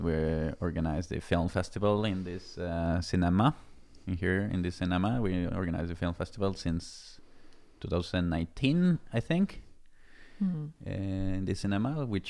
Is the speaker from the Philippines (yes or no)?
no; Mexico; moved away as an adult; now in Norway; I'm from Mexico and I post a lot of images from Norway. I came from Mexico in 2014